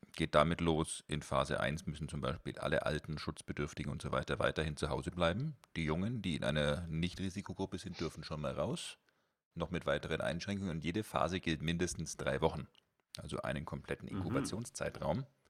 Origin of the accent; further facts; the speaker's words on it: Germany; bei uns in Deutschland